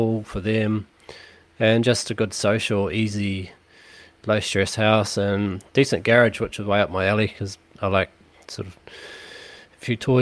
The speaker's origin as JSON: {"language": "English", "town": "New Plymouth", "region": "Taranaki", "country": "New Zealand", "moved": "yes", "lives_now": "Auckland, New Zealand", "said": "I'm originally from Taranaki, New Plymouth"}